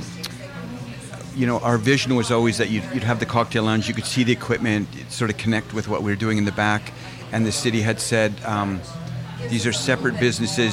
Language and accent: English; Edmonton, Alberta, Canada; now in Vancouver, Canada; my family growing up in Edmonton